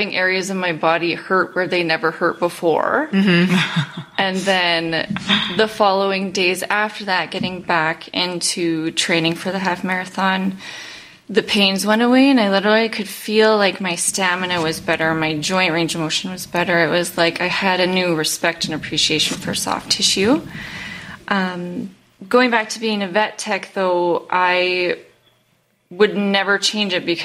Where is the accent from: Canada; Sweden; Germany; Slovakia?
Canada; Calgary, Alberta; now in Cremona, Canada; I grew up in Calgary